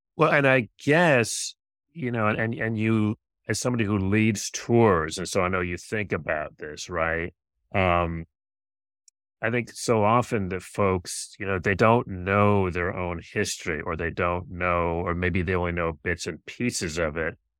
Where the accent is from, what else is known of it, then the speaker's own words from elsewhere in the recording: Rochester, New York, United States; moved away as an adult; now in Washington, D.C., United States; I'm from Rochester